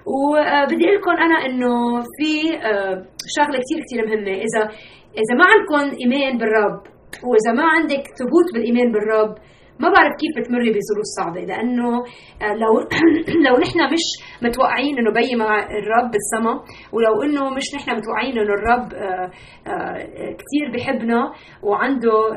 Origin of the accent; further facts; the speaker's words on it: Lebanon; also born or lived in United States; لبنان انا لبنانيه